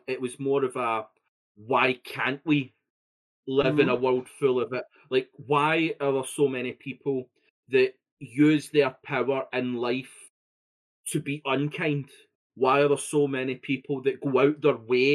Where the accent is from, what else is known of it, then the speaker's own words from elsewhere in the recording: Scotland, United Kingdom; I'm Scottish